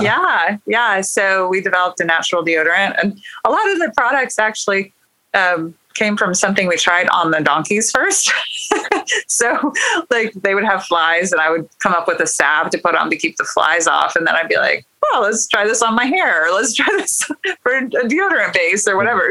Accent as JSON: {"language": "English", "region": "Kansas", "country": "United States", "tie": "born or raised there", "moved": "as an adult", "lives_now": "Oklahoma, United States", "said": "actually Kansas on a wheat farm in Kansas. So I grew up in farming"}